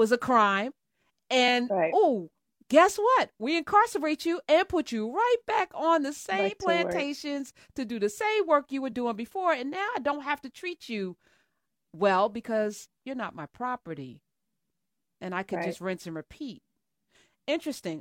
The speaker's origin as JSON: {"language": "English", "region": "New Jersey", "country": "United States", "said": "I live in Jersey. I'm from Jersey."}